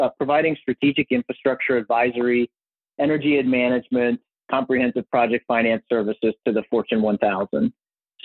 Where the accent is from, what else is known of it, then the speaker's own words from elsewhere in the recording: United States; also born or lived in Cincinnati, Ohio / Minneapolis, Minnesota / St. Louis, Missouri; I grew up in Cincinnati, Ohio, and Minneapolis, Minnesota split